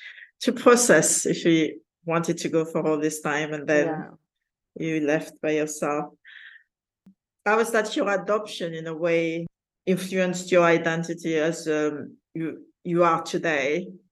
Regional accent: south of France, France; my story is the same. I got adopted in south of France in the countryside. I was in a village

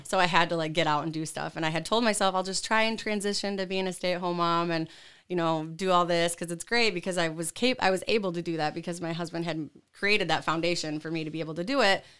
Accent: Tawas, Oscoda, Hale area, Michigan, United States; moved away as an adult; now in Lansing, United States; I'm originally from like Tawas, Oscoda, Hale area. So okay. I've been born and raised in Michigan my whole life

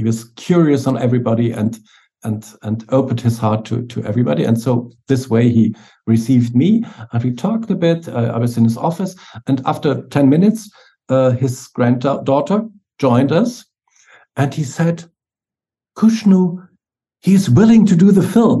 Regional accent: Munich, Bavaria, Germany; moved away as an adult; now in Berlin, Germany; my hometown Munich. Now I'm living in Berlin

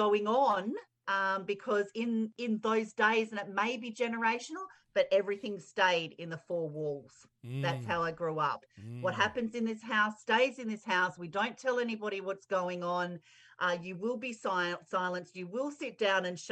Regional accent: Perth, Western Australia, Australia; I grew up in Perth, Western Australia

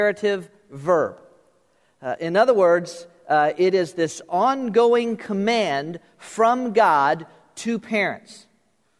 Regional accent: South Florida, United States; I was born and raised in South Florida

